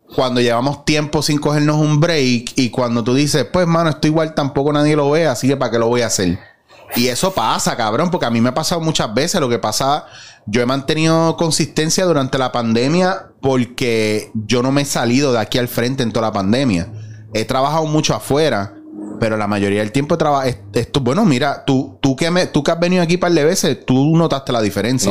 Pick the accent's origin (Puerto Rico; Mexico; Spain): Puerto Rico; nosotros como puertorriqueños